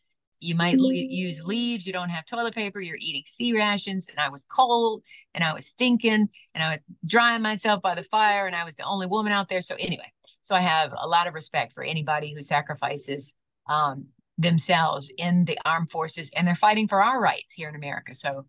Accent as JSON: {"language": "English", "town": "Detroit", "region": "Michigan", "country": "United States", "tie": "born or raised there", "also_born_or_lived": "Lansing, Michigan / Raleigh, North Carolina / Pittsburgh, Pennsylvania", "said": "being born and raised in Detroit"}